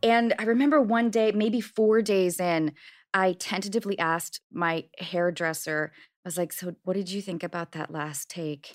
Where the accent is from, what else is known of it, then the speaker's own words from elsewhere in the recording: Washington, United States; I grew up in Washington State